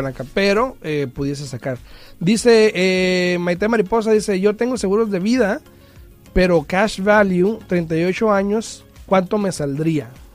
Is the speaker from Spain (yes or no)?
no; Mexico; moved away; yo soy mexicano, tú también. En mi cultura, porque yo crecí allá